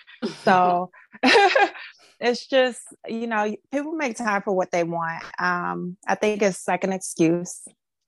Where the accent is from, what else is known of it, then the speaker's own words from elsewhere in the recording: Miami, Florida, United States; I am from Miami, Florida. I was born and raised here